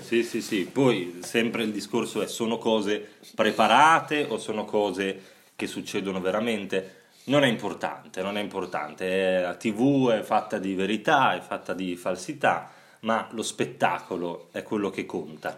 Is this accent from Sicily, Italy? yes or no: no; Bologna, Emilia-Romagna, Italy; io che sono bolognese